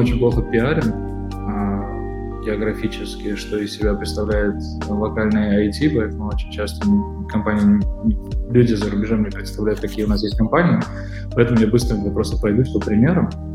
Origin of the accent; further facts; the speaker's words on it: Moscow, Russia; moved away as an adult; now in Armenia; я москвич, да? наверное, можно так сказать, потому что я всю жизнь прожил в Москве и шесть лет назад переехал в э, Армению